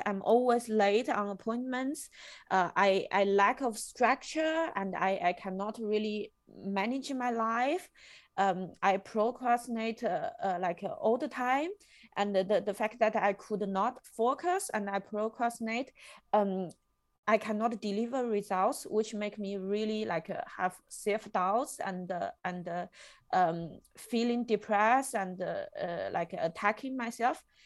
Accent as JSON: {"language": "English", "country": "China", "moved": "as an adult", "lives_now": "Germany", "said": "I come from China"}